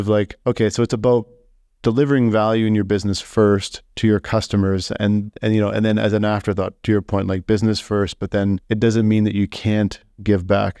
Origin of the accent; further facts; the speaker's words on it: Saskatoon, Saskatchewan, Canada; my hometown